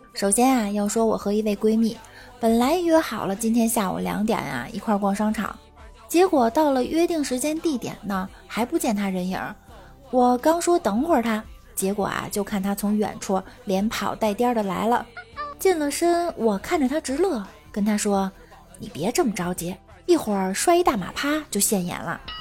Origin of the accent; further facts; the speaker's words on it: Beijing, China; 我从小在北京土生土长